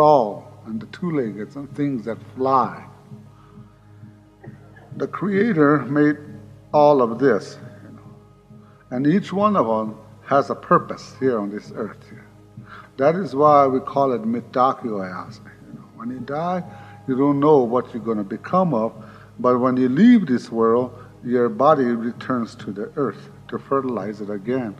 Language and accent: English; Pine Ridge Indian Reservation, South Dakota, United States; I was born on the Pine Ridge Indian Reservation and lived there all my life